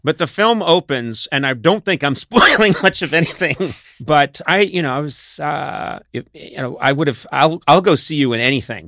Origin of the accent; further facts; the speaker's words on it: Boston, Massachusetts, United States; I come from Boston, Massachusetts